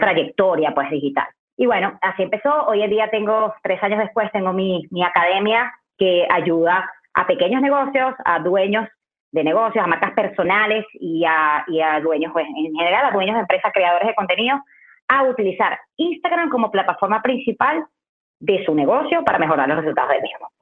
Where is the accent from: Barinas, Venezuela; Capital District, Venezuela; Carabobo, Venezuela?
Carabobo, Venezuela; Valencia; moved away as an adult; also born or lived in Caracas, Venezuela; En Valencia, de donde yo soy, no había y yo estudié cualquier cosa